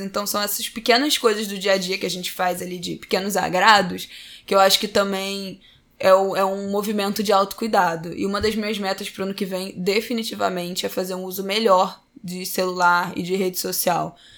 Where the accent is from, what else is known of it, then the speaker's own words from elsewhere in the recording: São Paulo, Brazil; now in Utah, United States; eu sou de São Paulo. Eu moro em Utah, nos Estados Unidos